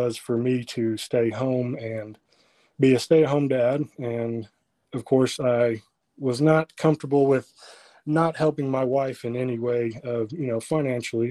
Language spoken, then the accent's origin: English; Freedom, Oklahoma, United States; I am from Freedom, which nobody probably knows where that is, but it is about 25-ish miles west of Alva